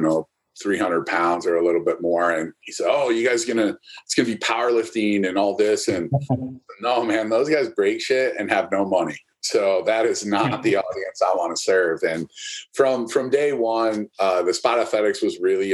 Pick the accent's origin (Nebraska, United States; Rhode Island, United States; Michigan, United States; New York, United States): Michigan, United States; now in Columbus, United States; I grew up in Michigan